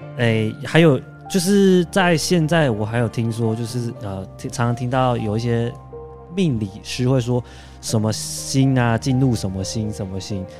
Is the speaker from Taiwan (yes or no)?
yes; Taiwan; 我们台湾人